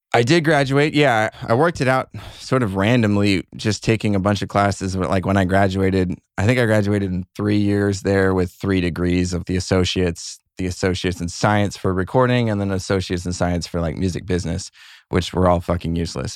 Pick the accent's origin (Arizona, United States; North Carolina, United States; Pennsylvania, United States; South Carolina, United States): Arizona, United States; Cave Creek; I grew up in a little town called Cave Creek, Arizona